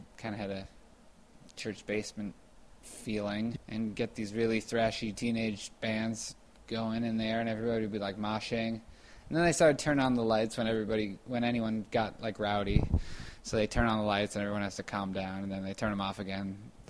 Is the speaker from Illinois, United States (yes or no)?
yes; Evanston, Illinois, United States; I like Evanston. Evanston's a suburb. I think I was sort of grown up in the more rich part of Evanston.